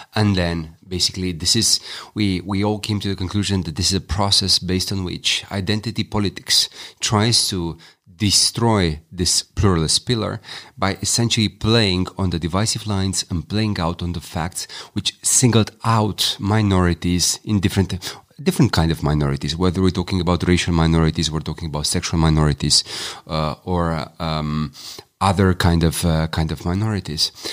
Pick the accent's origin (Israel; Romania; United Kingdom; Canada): Romania; I'm Romanian